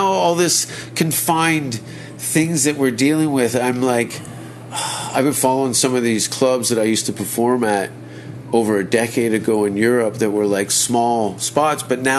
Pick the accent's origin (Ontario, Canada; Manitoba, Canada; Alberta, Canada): Ontario, Canada; Hamilton; I'm from Hamilton.